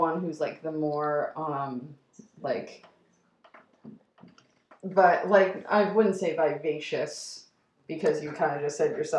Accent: New York, United States; also born or lived in Long Island; I'm from New York

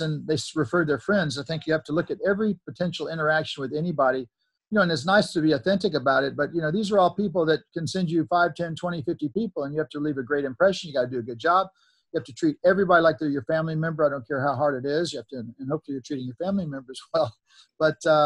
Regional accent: Mississippi, United States; moved away; also born or lived in Laurel, Mississippi; I came from Mississippi, which is probably the poorest, most least educated state

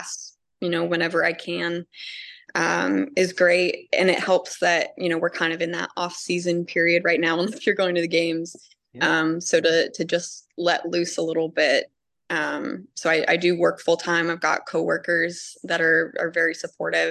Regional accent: Cincinnati, Ohio, United States; I'm from Cincinnati

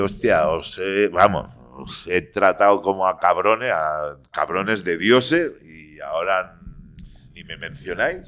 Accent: Barcelona, Catalonia, Spain; soy barcelonés como una cosa mala, pero todos mis estudios, yo pienso en castellano, aparte de que mi padre sea de Burgos y mi madre de Madrid

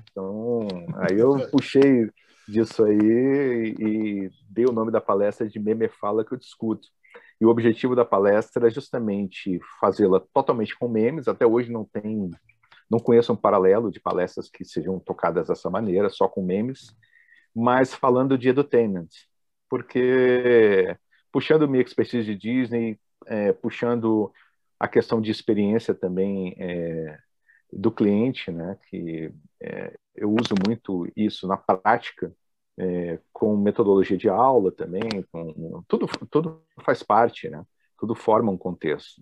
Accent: Brasília, Federal District, Brazil; eu sou de Brasília, sou nascido em Brasília, então para quem está me ouvindo aqui é, que é do Sul, vai notar que eu tenho um sotaque meio diferente

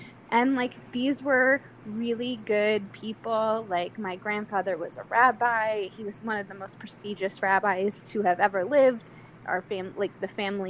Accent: Delaware, United States; I grew up in Delaware

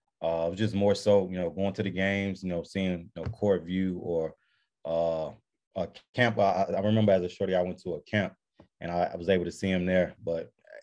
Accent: Chicago, Illinois, United States; moved away as an adult; now in Florida, United States; I'm originally born and raised in Chicago.

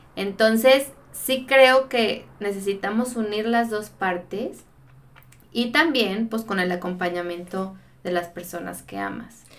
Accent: Guadalajara, Jalisco, Mexico; soy de acá de Guadalajara

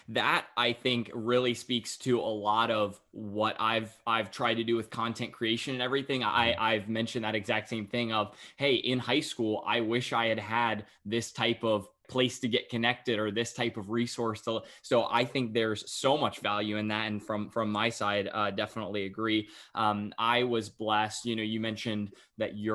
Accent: North Carolina, United States; I I as well uh, got the chance to be uh, just right outside of Raleigh and Cary, just born and raised

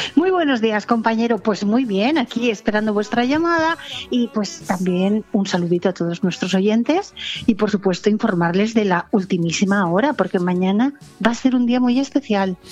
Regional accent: Valencian Community, Spain; como buenos valencianos

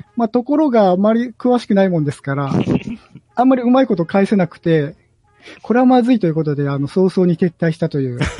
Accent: Nagoya, Aichi, Japan; 僕が名古屋人だから

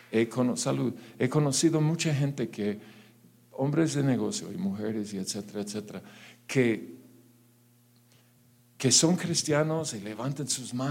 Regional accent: Mexico; atención. Claro que sí. ¿En dónde no? ¿En dónde no? O sea, en mi país hay mucha bendición.

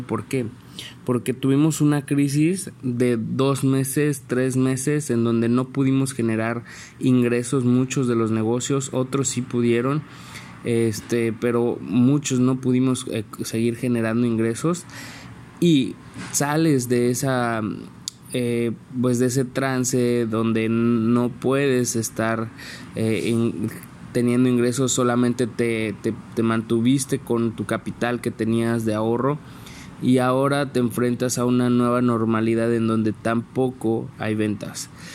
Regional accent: San Luis Potosí, Mexico; soy originario de San Luis Potosí

